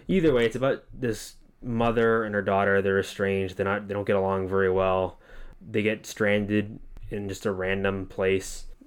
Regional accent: Massachusetts, United States; moved away as an adult; now in Central Florida, United States; we come from Massachusetts. We only, we, our town we both kinda grew up

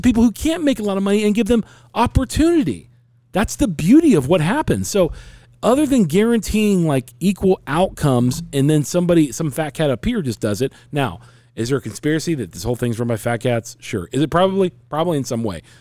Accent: United States; I'm an American.

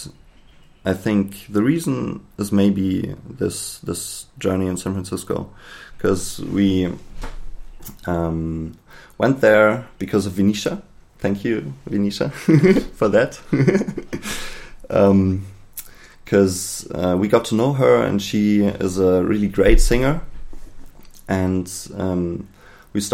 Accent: Berlin, Germany; I'm from Berlin

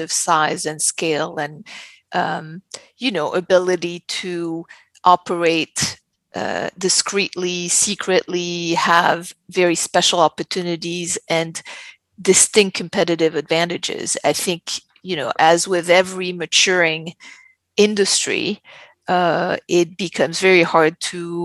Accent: France; moved away as an adult; also born or lived in New York / Los Angeles; But I was born and raised in France.

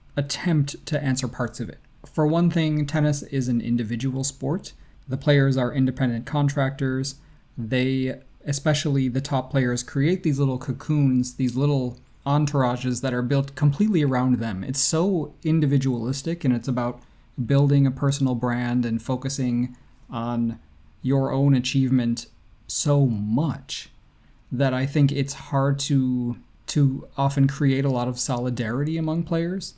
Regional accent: Rochester, New York, United States; it is my hometown.

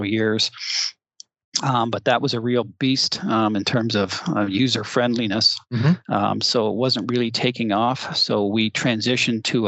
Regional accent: Toronto, Ontario, Canada; moved away as an adult; now in Tempe, United States; I'm actually from the Toronto area originally

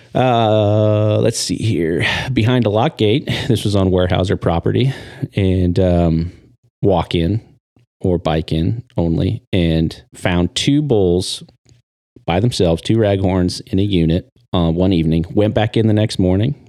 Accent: Triangle Lake, Oregon, United States; I am born and raised in Oregon. Uh, I grew up on the coast, little town called Triangle Lake

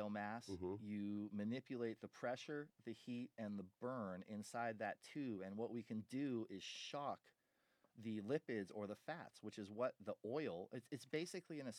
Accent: California, United States; my home state of California

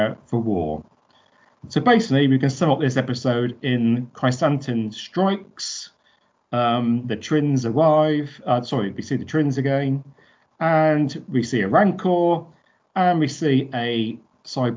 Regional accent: United Kingdom; Blame it on being British.

